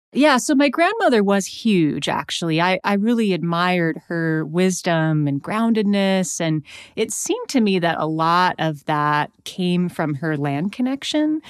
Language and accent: English; Missoula, Montana, United States; I was born in Missoula, Montana in the eighties